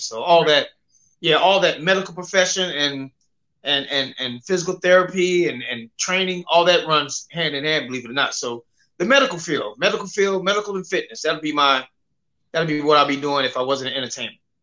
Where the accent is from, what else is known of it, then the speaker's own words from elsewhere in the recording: Memphis, Tennessee, United States; also born or lived in Cleveland, Ohio; I was born in Cleveland, Ohio, but mostly raised in Memphis